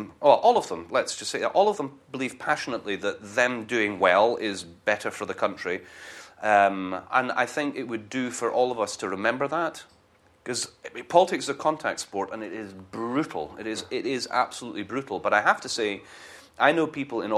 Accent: London, United Kingdom; moved away; I was born in Wimbledon

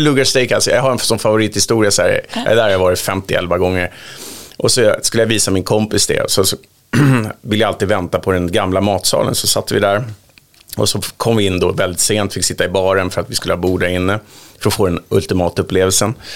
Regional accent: Sundbyberg, Stockholm County, Sweden; jag kommer från Sumpan

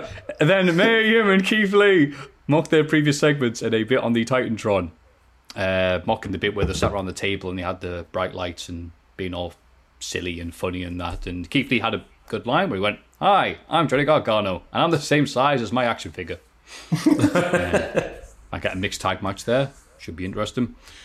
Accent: Turkey; I'm from Turkey, too. And there's really no one to talk wrestling around here.

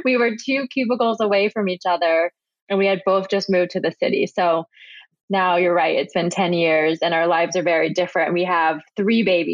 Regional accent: Midwest, United States; moved away as an adult; now in New York City, United States; I grew up in the Midwest and I went to the University of Michigan

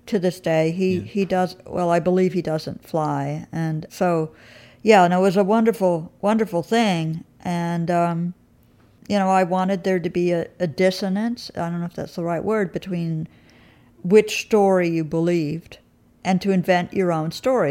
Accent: New York, United States; also born or lived in England; as a true New Yorker

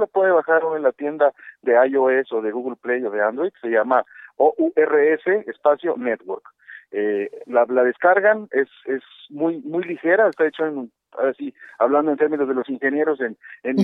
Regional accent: Mexico; nosotros como mexicanos

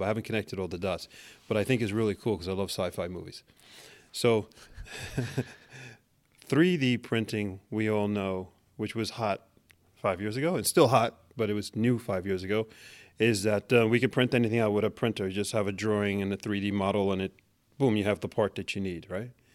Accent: New York City, New York, United States; moved away as an adult; now in Norway; I'm born and raised in Manhattan.

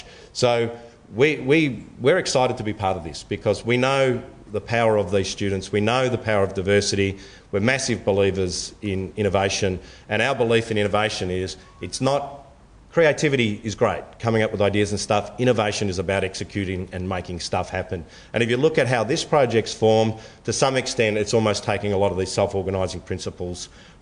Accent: Melbourne, Victoria, Australia; I grew up in Flemington

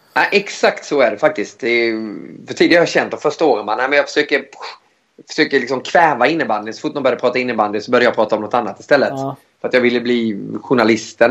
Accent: Växjö, Småland, Sweden; moved away as an adult; also born or lived in Switzerland / Gothenburg; jag kom från, från Småland också

